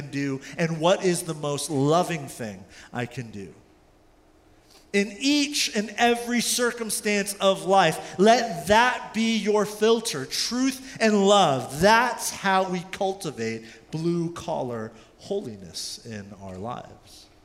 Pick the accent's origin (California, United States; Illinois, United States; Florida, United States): California, United States; also born or lived in South Korea; I was born in South Korea at the time. My mother packed our bag. She had about $40 cash in her wallet. Her sister, who lived in California, paid for a ticket for her and I, and we moved to California when I was about 4